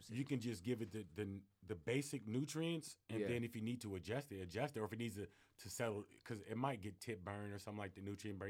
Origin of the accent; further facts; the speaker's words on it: Fairfield, California, United States; now in Arizona, United States; I'm from California, I'm from the Bay Area, though.